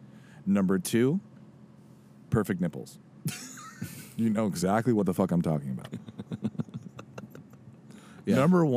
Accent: California, United States; I'm from California.

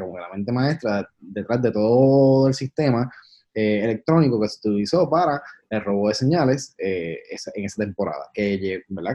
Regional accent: Puerto Rico; los tres somos boricuas

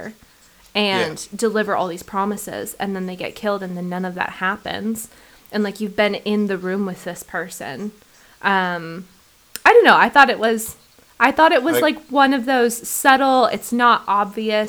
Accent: Oregon, United States; moved away as an adult; also born or lived in Seattle; now in Napier, New Zealand; growing up in Oregon, we had like, you know, like fresh as hell spring water

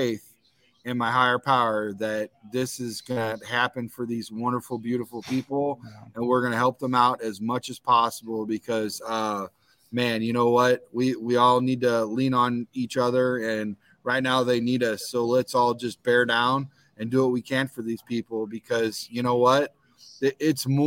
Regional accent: Visalia, California, United States; I'm from California, Visalia, near Fresno area

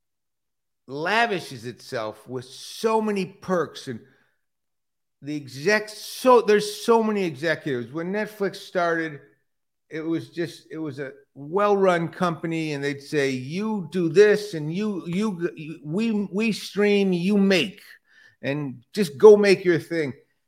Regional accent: Detroit, Michigan, United States; moved away; I grew up in Detroit

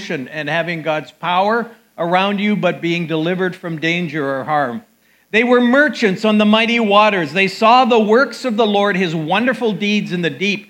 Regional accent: Calgary, Alberta, Canada; moved away; I grew up in Calgary, Alberta, outdoor country

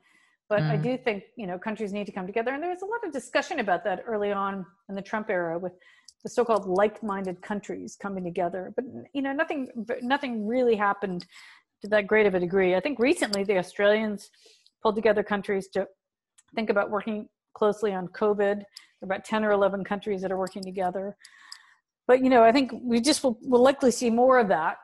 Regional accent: Anchorage, Alaska, United States; also born or lived in Kenya; now in United Kingdom; I grew up in Anchorage, as I mentioned, and Anchorage is surrounded by mountains.

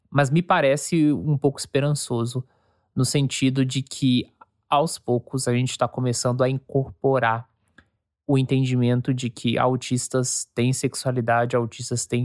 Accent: São Paulo, Brazil; born there; also born or lived in Minas Gerais / Goiás; now in Rio Grande do Sul, Brazil; Os meus pais são baianos, eu nasci em São Paulo, fui alfabetizado em Minas, morei em Goiás e agora eu moro aqui no Rio Grande do Sul

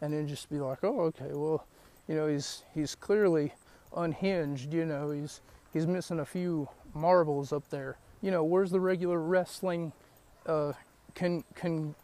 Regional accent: West Virginia, United States; my hometown of West Virginia

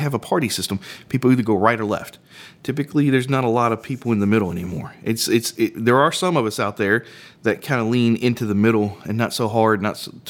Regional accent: United States; we, as an American society

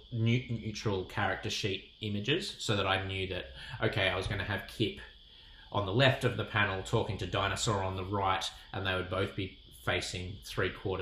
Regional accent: Sydney, New South Wales, Australia; I'm from Sydney

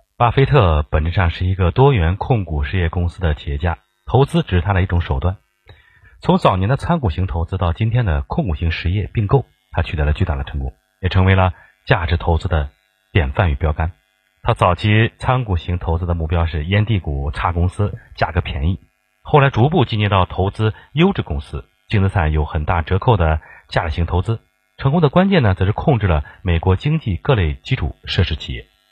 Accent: China; 我们中国人

